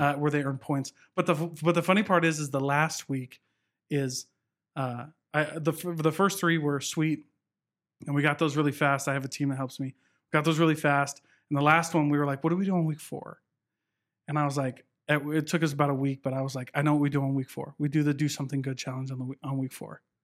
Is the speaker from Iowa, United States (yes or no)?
yes; Southeast Iowa, United States; moved away; a little town in Iowa.